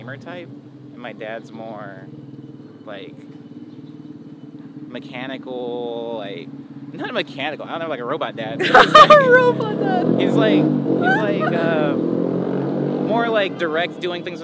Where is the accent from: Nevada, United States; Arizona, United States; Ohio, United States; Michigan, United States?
Arizona, United States; Mesa; I was born in Arizona. I was born in Mesa, Arizona